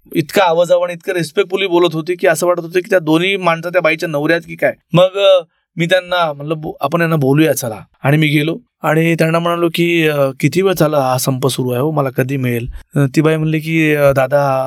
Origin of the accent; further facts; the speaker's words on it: Marathwada, Maharashtra, India; also born or lived in Aurangabad; मी मराठवाड्यातले आहे